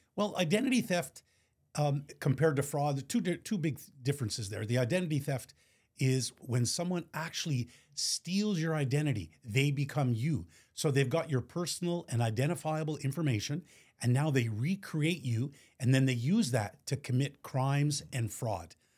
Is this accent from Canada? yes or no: yes; Montreal, Quebec, Canada; born and raised in Montreal